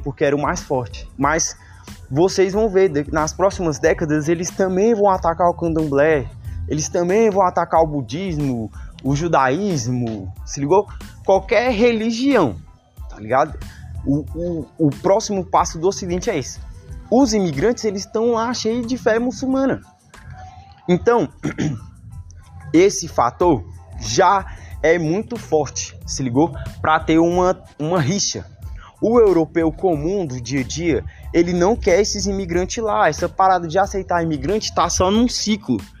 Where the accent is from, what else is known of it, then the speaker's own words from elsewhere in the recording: Brazil; Nós que somos daqui do Brasil